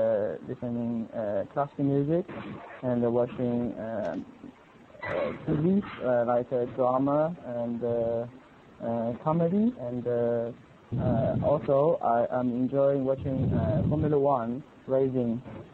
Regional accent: Shanghai, China; English is a second language; I'm from Shanghai, China

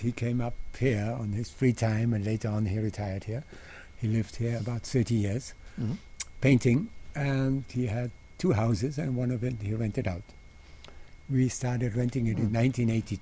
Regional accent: Innsbruck, Tyrol, Austria; moved away as an adult; also born or lived in Vienna; now in India; I'm born and raised in Innsbruck

